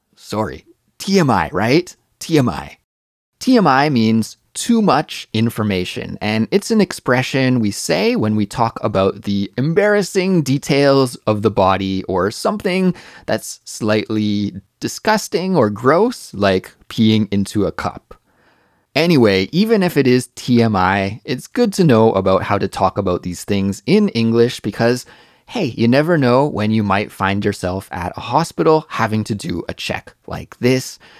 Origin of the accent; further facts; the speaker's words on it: Canada; now in Korea; As a Canadian